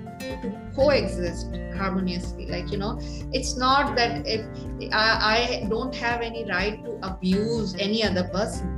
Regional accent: Pakistan; moved away as an adult; now in Saudi Arabia; I'm from Pakistan

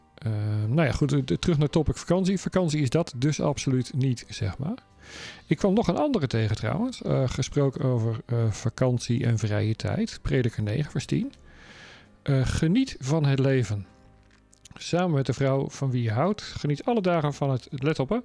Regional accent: Netherlands; moved away; als we terug zijn in ons thuisland

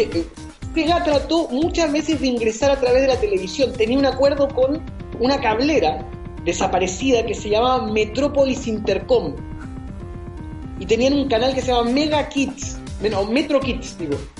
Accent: Chile

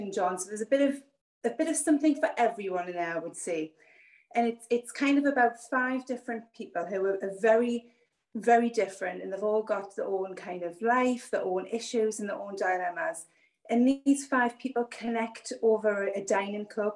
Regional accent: Newcastle upon Tyne, North East England, United Kingdom; I'm from Northeast England, a little place called Newcastle, which is about an hour and a half's drive from the border of Scotland

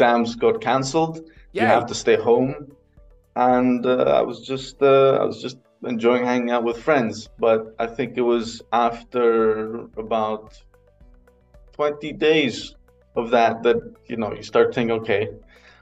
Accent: Athens, Attica, Greece; moved away as an adult; also born or lived in Aberdeen, Scotland; now in Berlin, Germany; I was born and raised in Athens.

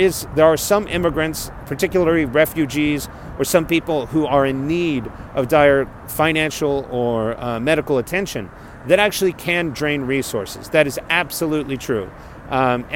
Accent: South Texas, United States; moved away as an adult; Growing up in South Texas

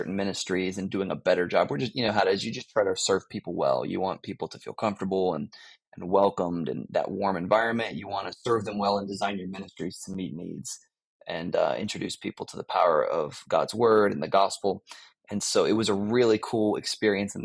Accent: Florida, United States; moved away as an adult; now in Greensboro, United States; I grew up in Florida

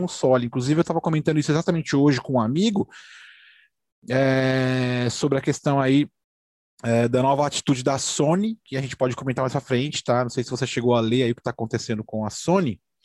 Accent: Brazil; a gente é brasileiro

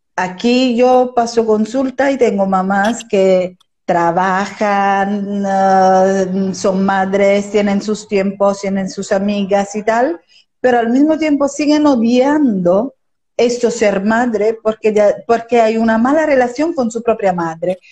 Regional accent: Italy; moved away as an adult; now in Spain; de origen italiano, vivo en España desde hace casi 30 años

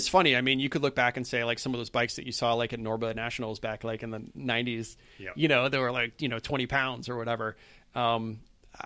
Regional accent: New England, United States; growing up in New England

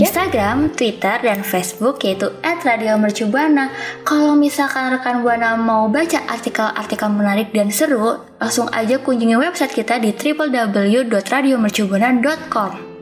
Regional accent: Java, Indonesia; iku juga dari Jawa

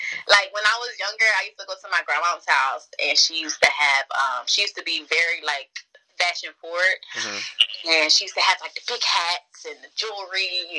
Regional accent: Bridgeton, New Jersey, United States; also born or lived in Millville; I was born in Millville, but I'm from Bridgeton. I moved around a lot, so I don't even know where, like, I'm actually really from Bridgeton. I'm from Bridgeton.

